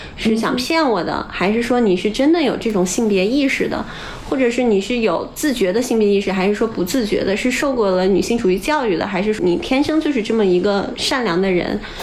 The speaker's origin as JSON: {"language": "Chinese", "region": "Shanxi", "country": "China", "tie": "born or raised there", "moved": "yes", "said": "因为从小我是山西人嘛，我们这种北方人小时候对上海男人的理解都是来自于春晚的巩汉林"}